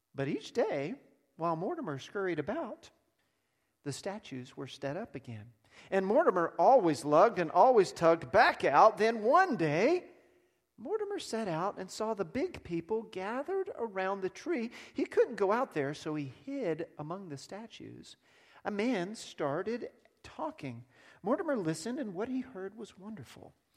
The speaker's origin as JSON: {"language": "English", "region": "Texas", "country": "United States", "also_born_or_lived": "South Africa", "said": "I'm a Texan"}